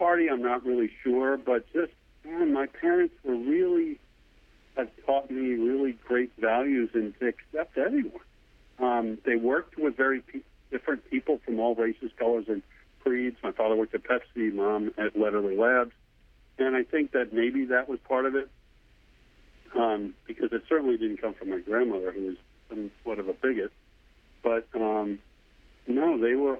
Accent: New York area, United States; born or raised there

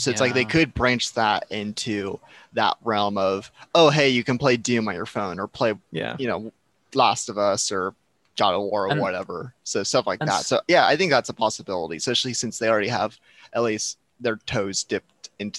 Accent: United States; Speaking as an American

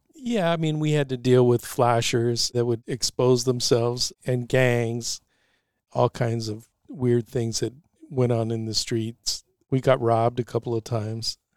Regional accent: San Francisco, California, United States; I grew up both in Noy Valley and the Mission, graduated from Mission High

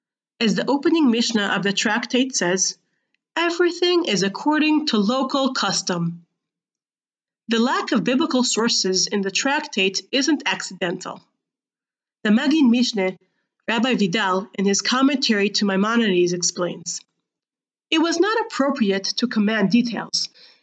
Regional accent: Gush Etzion, West Bank, Israel; Growing up in Gush Etzion, I used to commute daily to Jerusalem, driving through the security checkpoint alongside the West Bank Wall.

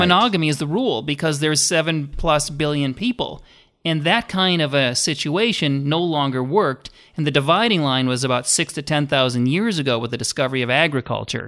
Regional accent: Minnesota, United States; I grew up in Minnesota

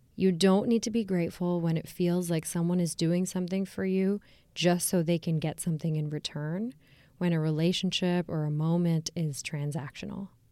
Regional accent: United States; I am an Indian American

